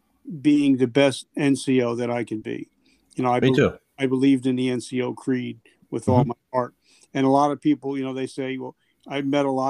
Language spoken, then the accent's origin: English; New Jersey, United States; I'm in Jersey right now. I grew up in Jersey.